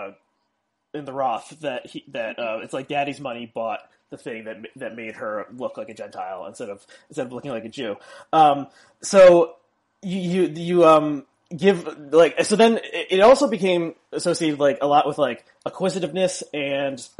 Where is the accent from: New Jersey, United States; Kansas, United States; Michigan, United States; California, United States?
New Jersey, United States; South Orange; I grew up in South Orange, which borders Newark.